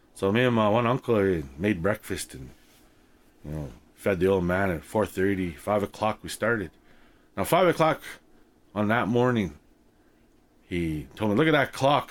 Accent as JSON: {"language": "English", "country": "Canada", "tie": "born or raised there", "said": "growing up in Canada as an Indigenous person"}